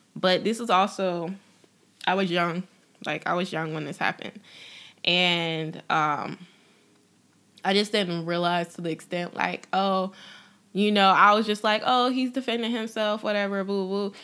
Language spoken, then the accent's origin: English; Durham, North Carolina, United States; moved away as an adult; also born or lived in Los Angeles, California; now in Atlanta, United States; I am originally from Durham, North Carolina. I was, um, in North Carolina until two thousand thirteen, and I moved to Atlanta